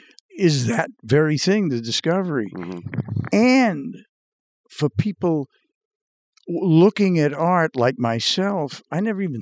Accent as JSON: {"language": "English", "town": "Revere", "region": "Massachusetts", "country": "United States", "tie": "born or raised there", "said": "And it happens that I grew up in Revere, Massachusetts."}